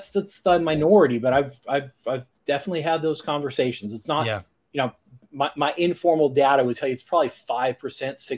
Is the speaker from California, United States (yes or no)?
no; Ohio, United States; I grew up in Ohio.